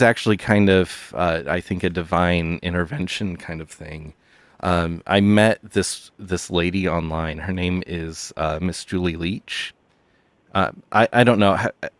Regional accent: Punxsutawney, Pennsylvania, United States; I am from Punxsutawney, Pennsylvania

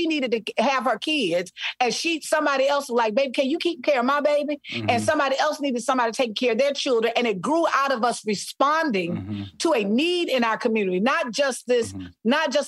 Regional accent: Selma, Alabama, United States; also born or lived in Mobile; Listen, I am from Selma, Alabama. Mobile. Oh, yeah. I spent part of my life in Mobile on mm-hmm. the coast.

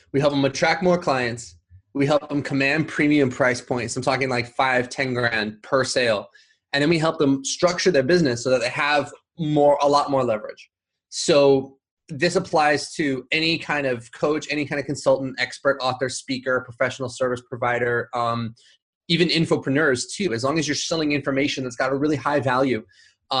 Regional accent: Huntington Beach, California, United States; also born or lived in Los Angeles; I'm from Huntington Beach

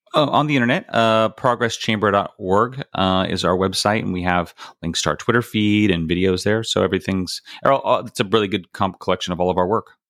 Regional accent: Bakersfield, California, United States; moved away as an adult; I grew up in Bakersfield, California

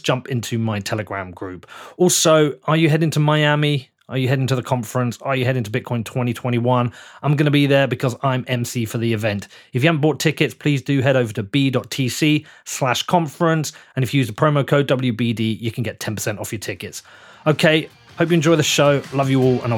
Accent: United Kingdom; the British guy

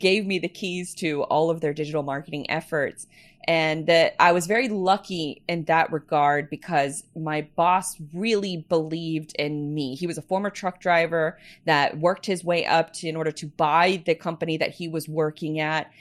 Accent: Jacksonville, Florida, United States; I was born and raised here in, in Jacksonville

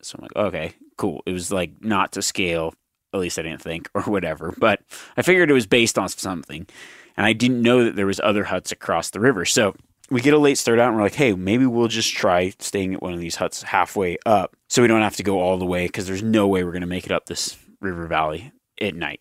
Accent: Nevada, United States; growing up in Nevada

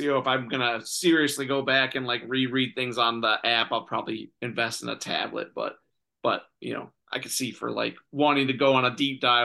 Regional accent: Michigan, United States; also born or lived in Illinois / Lansing, Michigan; I was born in Illinois, but moved to Michigan when I was like 3, so most of my life

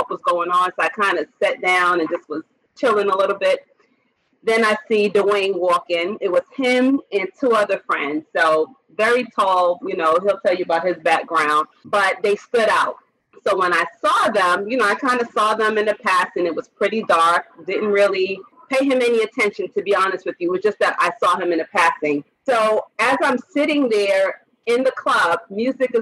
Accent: New York City, New York, United States; accent: strong New York accent; moved away as an adult; now in Atlanta, United States; I'm born and raised in Brooklyn, New York, currently reside in Atlanta

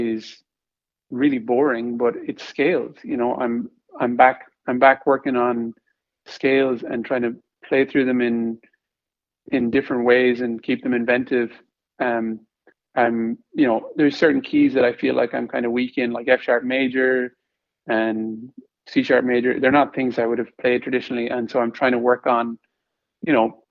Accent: Ireland; moved away; I'm Irish.

